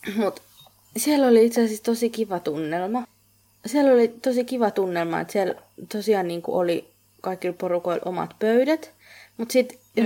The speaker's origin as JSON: {"language": "Finnish", "country": "Finland", "moved": "yes"}